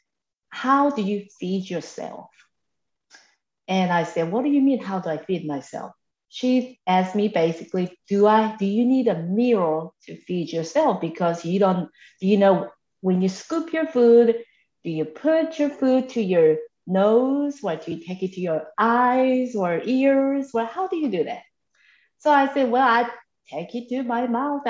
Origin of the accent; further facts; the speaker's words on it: South Korea; now in Macon, United States; I am originally from South Korea, and I have lived in the United States for over 3 decades.